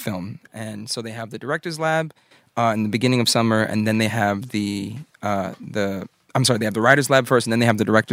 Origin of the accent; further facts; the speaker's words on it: New York City, New York, United States; I'm a boy from Brooklyn